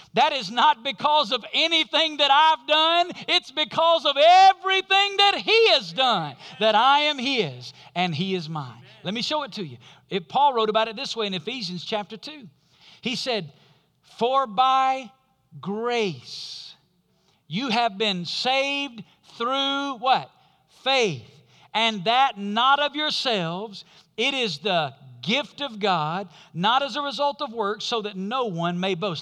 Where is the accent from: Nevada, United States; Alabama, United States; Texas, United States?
Alabama, United States; where we grew up in Alabama